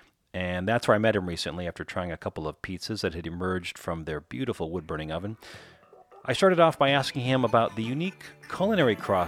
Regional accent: Minnesota, United States; I'm a Shakey's guy from Minnesota

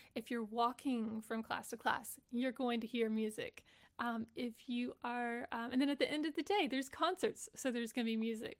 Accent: Texas, United States; I grew up in Texas

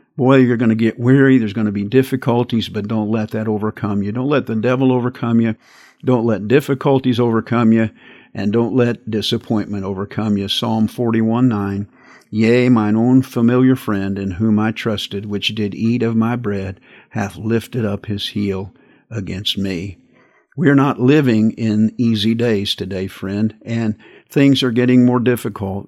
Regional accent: United States

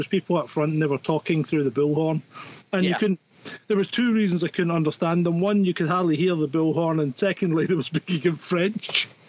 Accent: Scotland, United Kingdom; now in France; I am a Scottish man in a van in the depths of rural France.

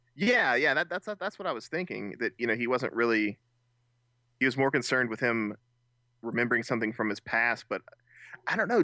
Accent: United States; being Americans

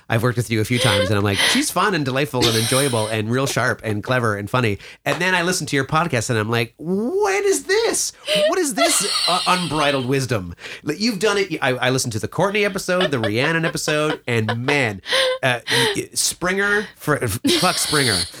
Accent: Mattawa, Ontario, Canada; I come back to Mattawa, my hometown

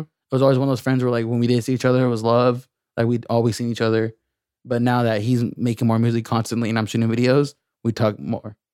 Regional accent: Lemoore, California, United States; I'm from Lemoore

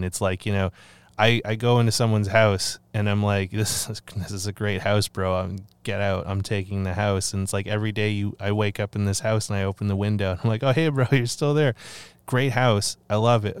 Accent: Canada; I love my country and I'm grateful to live in in this land, um, but I don't know how I feel about being Canadian anymore

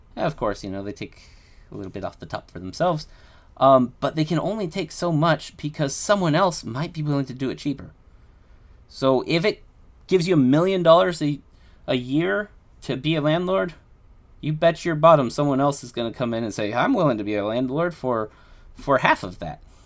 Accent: United States; I'm American

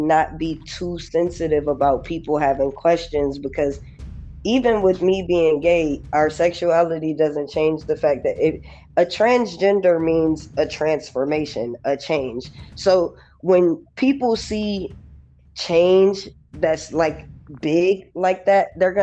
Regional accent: New York, United States; moved away; also born or lived in Los Angeles, California; I was born in New York, but I was raised between New York and LA. When I first came

